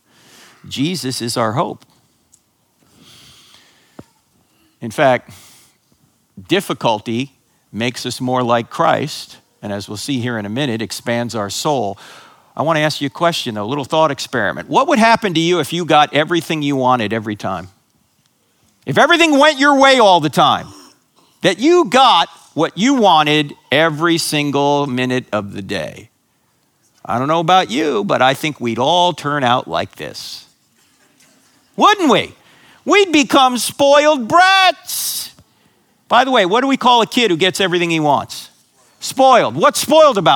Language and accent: English; New Jersey, United States; born or raised there